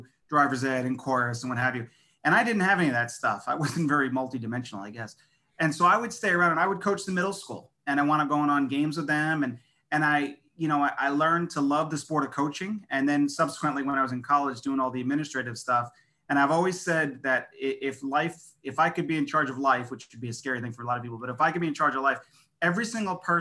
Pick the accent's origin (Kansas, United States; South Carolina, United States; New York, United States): New York, United States; Long Island; moved away as an adult; also born or lived in Rhode Island; I grew up on Long Island, New York